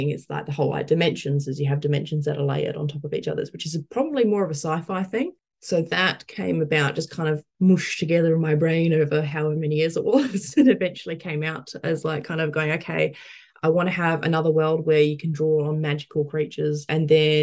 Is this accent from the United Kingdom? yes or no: no; Perth, Western Australia, Australia; moved away; growing up in Perth